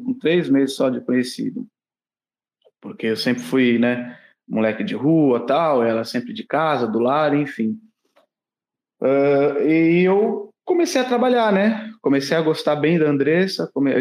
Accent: Santos, São Paulo, Brazil; Só que eu não sou nascido em Santos. Eu fui morar em Santos, eu tinha 5 anos de idade. Eu morei por 29 anos na cidade de Santos

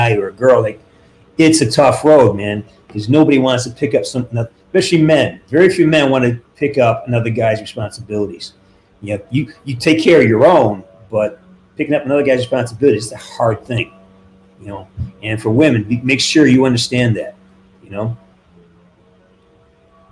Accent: Western Massachusetts, United States; now in California, United States; I'm from Western Mass, and you know, we're up in the elevations

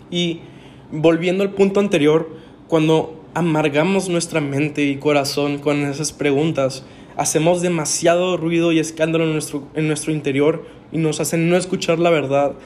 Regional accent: Monterrey, Nuevo León, Mexico; Yo soy de Monterrey, Nuevo León, 100% regio.

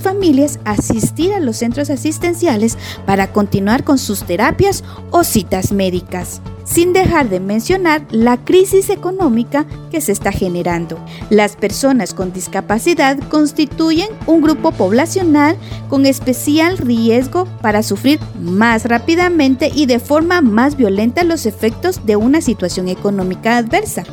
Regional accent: Guatemala; como guatemaltecos

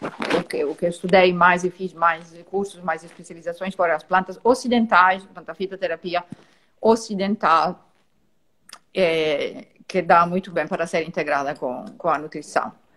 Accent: Italy; now in Portugal; Eu sou italiana

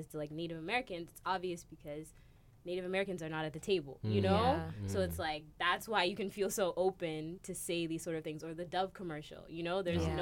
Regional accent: Kenya; moved away; I'm from Kenya originally

